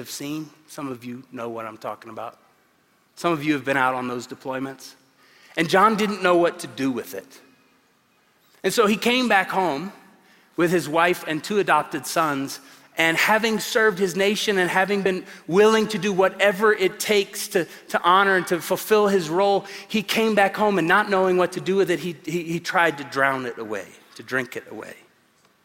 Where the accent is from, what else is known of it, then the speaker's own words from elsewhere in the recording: Tulsa, Oklahoma, United States; moved away as an adult; now in Colorado Springs, United States; I come from Tulsa, Oklahoma. 22 years there, 17 and a half here in Colorado Springs. And Tulsa is a good place to grow up